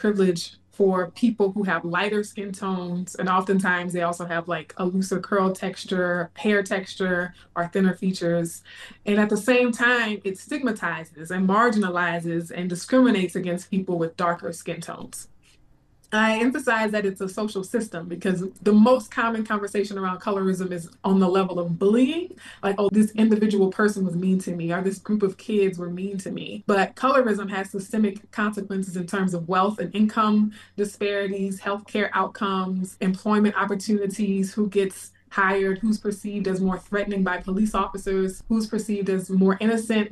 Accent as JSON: {"language": "English", "town": "Baton Rouge", "region": "Louisiana", "country": "United States", "tie": "born or raised there", "also_born_or_lived": "Bay Area, California", "moved": "as an adult", "lives_now": "Texas, United States", "said": "In my hometown of Baton Rouge"}